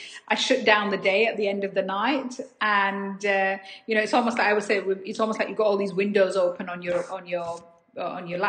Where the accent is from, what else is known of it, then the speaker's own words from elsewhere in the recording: Dewsbury, Yorkshire and the Humber, United Kingdom; a girl born and raised in Dewsbury in West Yorkshire